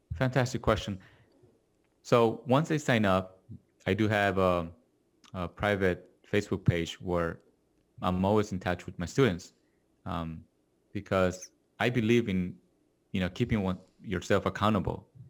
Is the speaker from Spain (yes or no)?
no; Argentina; also born or lived in Korea; now in Los Angeles, United States; I was born in Korea, grew up in Argentina, and now I'm living in Los Angeles.